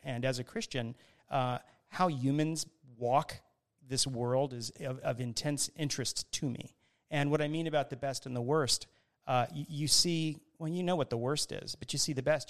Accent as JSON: {"language": "English", "town": "Miami", "region": "Florida", "country": "United States", "tie": "born or raised there", "said": "growing up in Miami, Florida, which is where I grew up"}